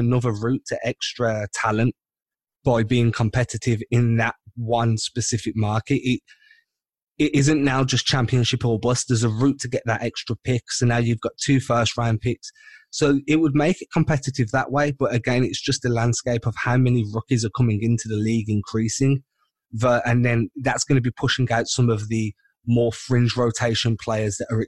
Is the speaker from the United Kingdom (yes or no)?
yes; England, United Kingdom; accent: English; I'm based out in England, so it's a soccer country here